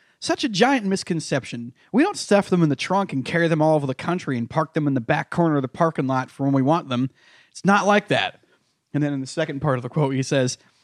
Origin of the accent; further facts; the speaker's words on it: United States; now in New York, United States; this is like an hour from my hometown